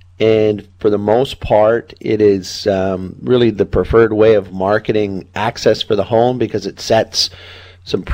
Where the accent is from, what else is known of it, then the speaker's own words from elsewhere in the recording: Burnaby, British Columbia, Canada; also born or lived in Anmore; I grew up in Burnaby